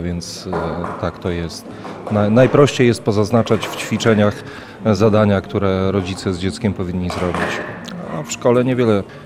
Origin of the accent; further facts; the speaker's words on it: Lubartów, Lublin Voivodeship, Poland; jestem z Lubartowa